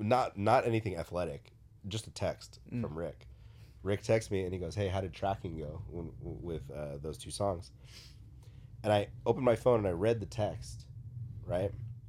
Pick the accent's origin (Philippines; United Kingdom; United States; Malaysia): Philippines; I am not a good basketball player, but being Filipino, I had to play basketball.